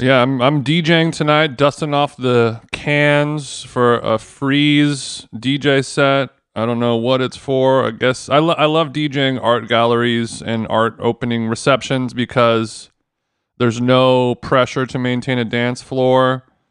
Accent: United States; I am an American cunt who was in London

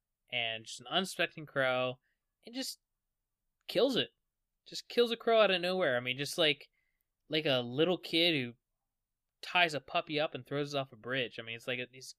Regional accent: West Virginia, United States; Yeah, I'm from West Virginia.

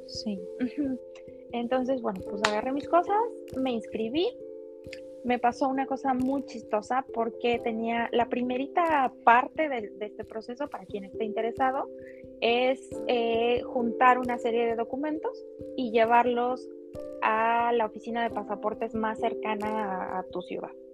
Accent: Tula, Mexico; moved away as an adult; also born or lived in Mexico City; vivía en un departamento muy chiquito con dos roomies que, también eran de, Tula

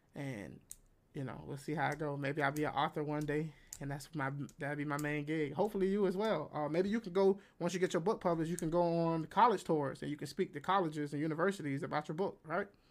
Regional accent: United States; I'm American

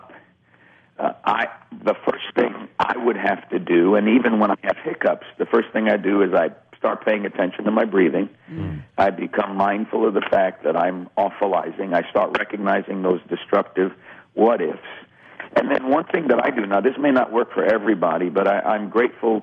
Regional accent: New York, United States; growing up in New York

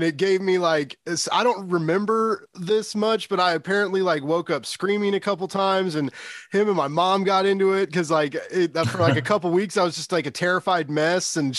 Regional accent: Kansas City, Missouri, United States; I'm from Kansas City and our football team's the Chiefs

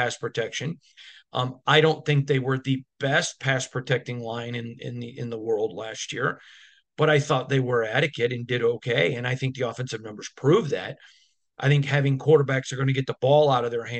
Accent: Michigan, United States; now in Las Vegas, United States; I grew up in Michigan, covered the Lions

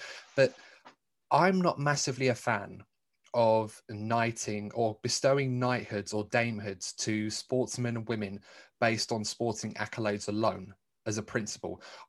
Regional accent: United Kingdom; as a British fan

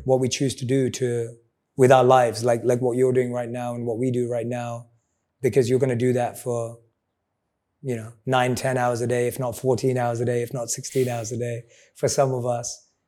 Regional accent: London, United Kingdom; I'm a boy from London.

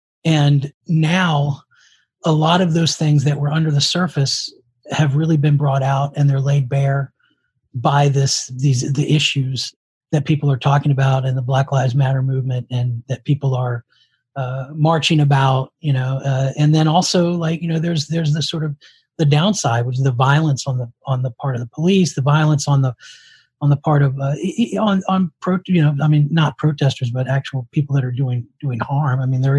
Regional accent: Richmond, Virginia, United States; we're from Richmond, Virginia.

